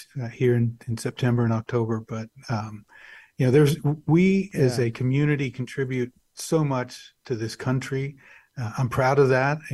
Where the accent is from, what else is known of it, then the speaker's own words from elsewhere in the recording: Wichita Falls, Texas, United States; also born or lived in Dumas, Texas / Dallas, Texas; I was born in Dumas, Texas. I grew up in Wichita Falls, Texas